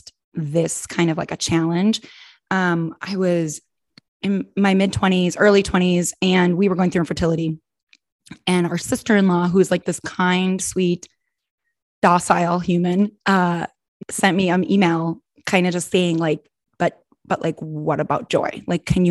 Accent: Minnesota, United States; also born or lived in Arizona / Wisconsin; now in Illinois, United States

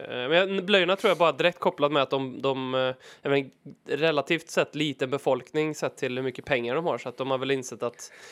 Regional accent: Värmland, Sweden; och förutom min värmländska charm

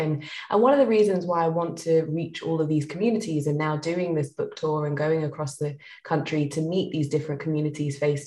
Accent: London, United Kingdom; I grew up in East London, and I'm a proud East Londoner

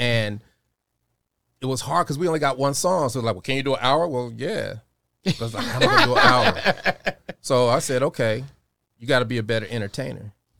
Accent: Denver, Colorado, United States; born or raised there; also born or lived in Chicago

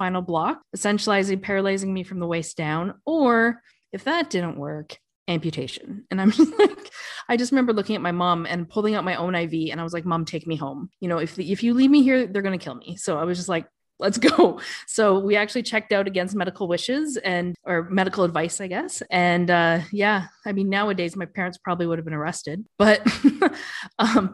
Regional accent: Canada; moved away as an adult; now in Dubai, United Arab Emirates; I am Canadian, but I left for Dubai and the warm and the sun, leaving behind the snow about 11 years

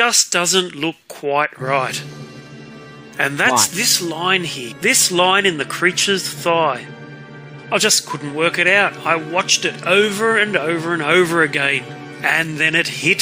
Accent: Australia; I'm an Australian artist

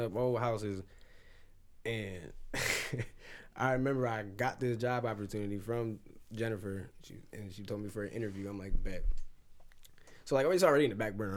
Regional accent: Lorain, Ohio, United States; I'm from Lorraine

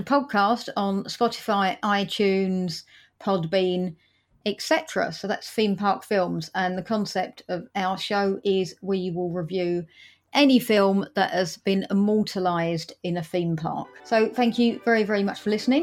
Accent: London, United Kingdom; I'm from Britain.

